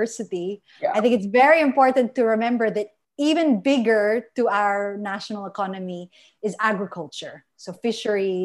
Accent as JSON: {"language": "English", "country": "Philippines", "said": "as a Filipina"}